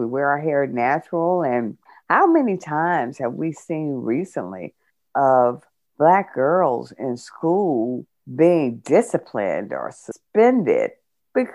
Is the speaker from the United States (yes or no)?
yes; United States; we as African American women